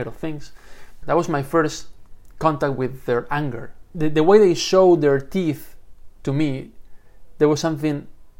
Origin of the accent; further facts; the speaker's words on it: Spain; I'm a reporter from Spain.